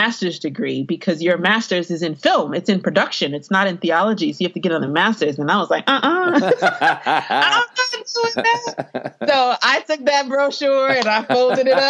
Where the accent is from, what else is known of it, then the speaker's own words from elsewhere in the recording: East Coast, United States; I grew up on the East Coast